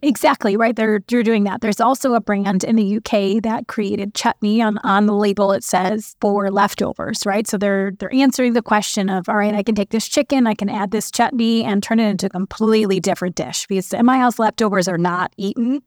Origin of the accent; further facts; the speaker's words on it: Chicago, Illinois, United States; I was born and raised in Chicago